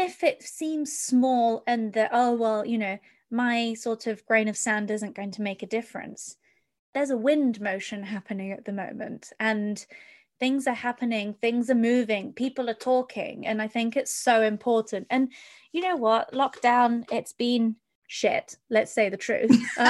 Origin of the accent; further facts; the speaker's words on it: United Kingdom; Because growing up in Europe and in the UK, etc., I mean, my eyes were opened in regards to Abraham Lincoln.